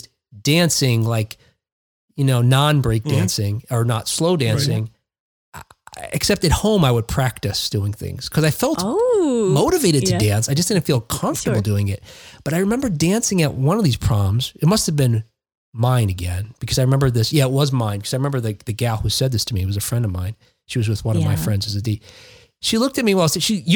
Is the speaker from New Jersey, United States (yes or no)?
yes; Jersey City, New Jersey, United States; I grew up in Jersey City, right on the Hudson River, across from Manhattan